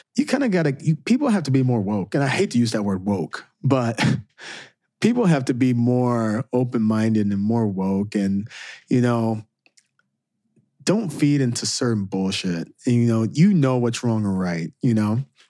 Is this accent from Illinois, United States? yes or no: yes; Southern Illinois, United States; moved away as an adult; also born or lived in Saint Louis; me growing up in Southern Illinois